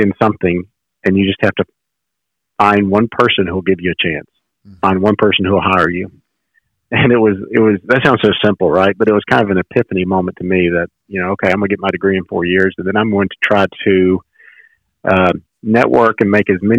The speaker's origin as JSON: {"language": "English", "region": "Mississippi", "country": "United States", "tie": "born or raised there", "said": "I grew up in Mississippi."}